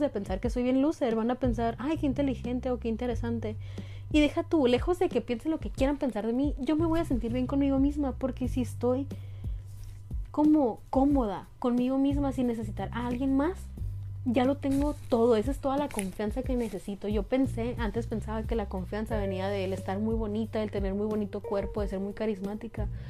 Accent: northern Sonora, Mexico; Yo soy del norte de Sonora

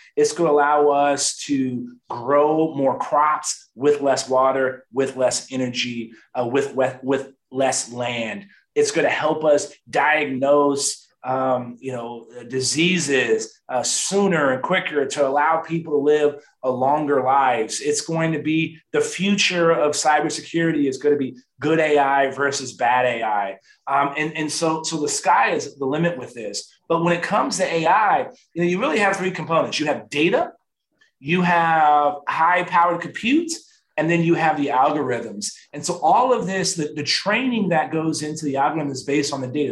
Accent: San Antonio, Texas, United States; born and raised in San Antonio, Texas, right? I'm from South Texas

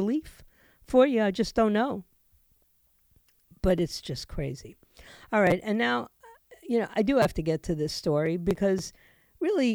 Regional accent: New York City, New York, United States; moved away; I was born and raised in, you know, Washington Heights, in Manhattan, in New York

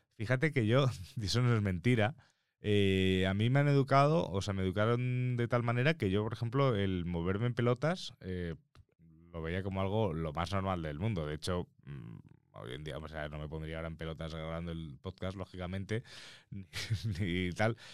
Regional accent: Mallorca, Balearic Islands, Spain; yo como mallorquín, eh, Mallorca, eh, Todos los años íbamos a la playa con el colegio mínimo una vez al año

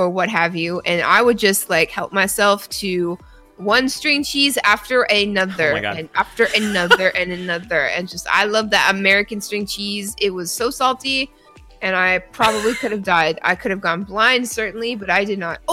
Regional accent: Canada; now in United States; As a Canadian living in the United States of America

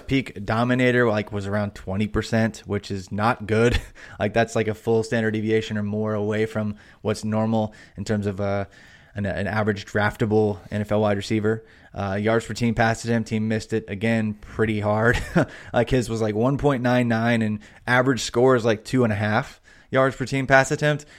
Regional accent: Indiana, United States; I grew up in Indiana and I was a big Reggie Miller fan

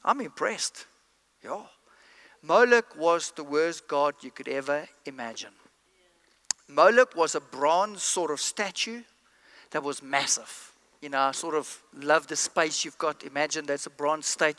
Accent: East London, Eastern Cape, South Africa; I come from East London, South Africa

